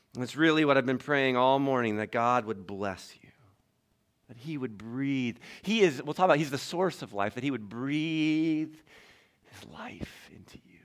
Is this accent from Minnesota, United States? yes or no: no; Toledo, Ohio, United States; I grew up in Toledo, Ohio